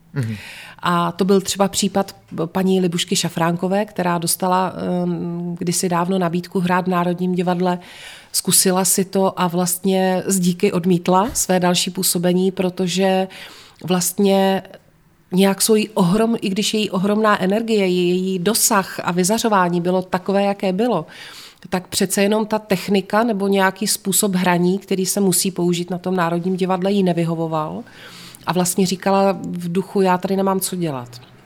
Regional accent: Znojmo, South Moravian Region, Czechia; moved away as an adult; now in Prague, Czech Republic; Já jsem se ve Znojmě narodila, ve Znojmě jsem až do svých 18 let chodila do školy, studovala jsem tady

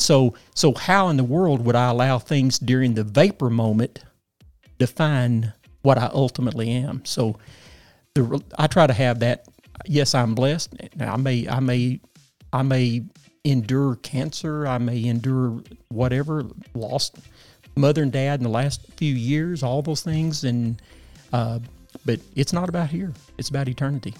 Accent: Paragould, Arkansas, United States; lived in my hometown all of my life.

